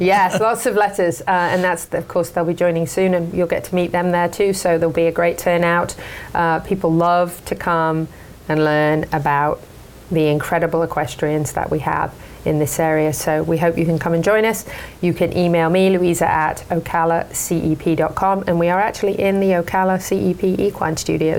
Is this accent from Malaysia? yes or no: no; United Kingdom; moved away; I'm a Brit.